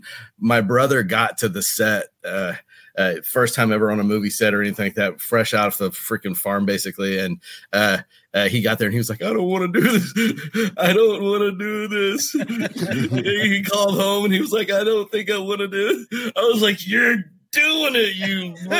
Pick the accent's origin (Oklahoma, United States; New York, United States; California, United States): Oklahoma, United States; moved away as an adult; also born or lived in Texas / Los Angeles / New Orleans; now in Mississippi, United States; I grew up in the South, man. I grew up on a cattle farm in Oklahoma, you know, and Texas, and bounced back and forth between Oklahoma and Texas mostly.